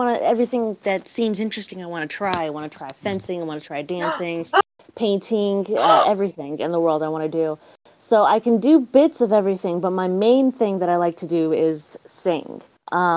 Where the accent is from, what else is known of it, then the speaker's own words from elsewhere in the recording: Virginia, United States; also born or lived in California; I was born in California, but I was a Navy brat. So we were, as soon as I was born, about 2 years in Cali, we moved to Virginia, and I had two siblings